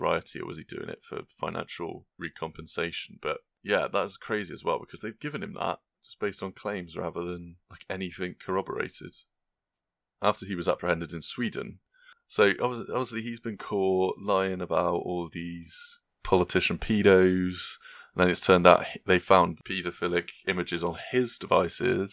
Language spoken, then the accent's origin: English; Gloucester, South West England, United Kingdom; my hometown